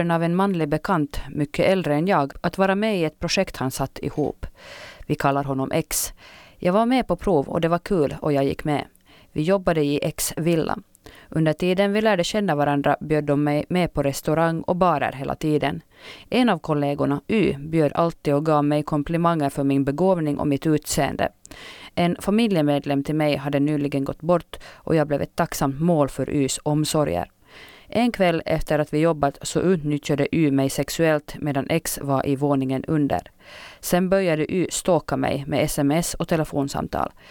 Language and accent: Swedish; Åland, Åland Islands; När jag senare varit hemma på Åland har jag vid ett par tillfällen fått kommentarer